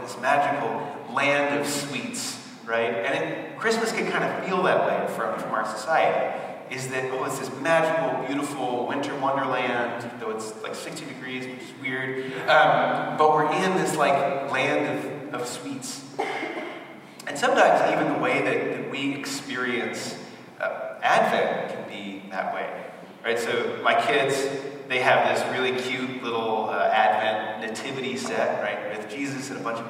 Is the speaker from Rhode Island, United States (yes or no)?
yes; Barrington, Rhode Island, United States; moved away as an adult; also born or lived in North Providence, Rhode Island; So I'm from Rhode Island originally. So from conception to 18, you guys didn't even know all that. I was in Rhode Island, so I grew up in Barrington